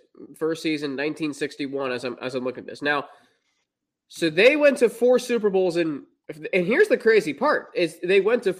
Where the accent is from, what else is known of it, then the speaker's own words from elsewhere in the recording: Atlanta, Georgia, United States; born there; Now see, I was born in 98 in Atlanta